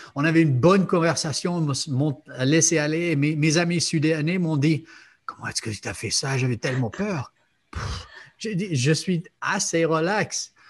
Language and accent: French; United States; moved away; je viens des États-Unis